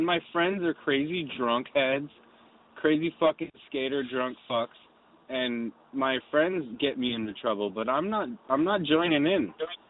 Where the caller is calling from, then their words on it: Los Angeles, California, United States; I'm calling from, I'm basically on Sunset and Hillhurst.